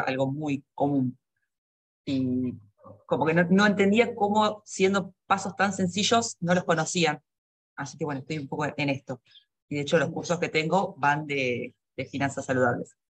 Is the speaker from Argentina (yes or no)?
yes; Argentina; moved away; soy argentina, estuve, mi carrera es eh, real estate, estuve 10 años trabajando en Argentina